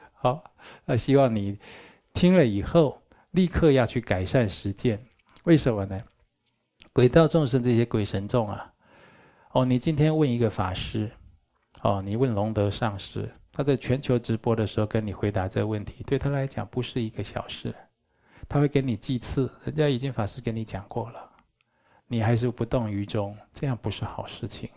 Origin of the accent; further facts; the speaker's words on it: Taichung, Taiwan; 我从小住在台中殡仪馆对面，我在那里长大的